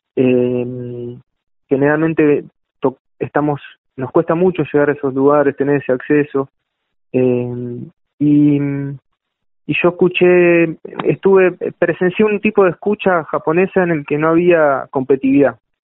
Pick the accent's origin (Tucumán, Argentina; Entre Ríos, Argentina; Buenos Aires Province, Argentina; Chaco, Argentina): Buenos Aires Province, Argentina; La Plata; Yo vivo acá y nací acá